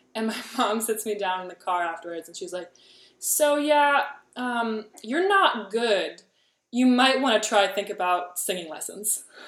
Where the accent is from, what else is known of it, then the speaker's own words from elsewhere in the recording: New Jersey, United States; also born or lived in San Francisco / Michigan; now in New York, United States; My parents are from Germany, but then I was born in San Francisco, then spent childhood in Jersey, then went to school in Michigan, and now I live in New York